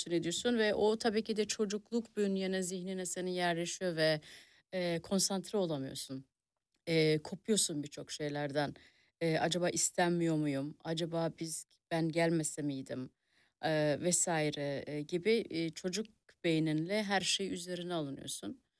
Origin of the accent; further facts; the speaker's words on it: Germany; also born or lived in a village in Turkey; ben iyi ki Almanya'da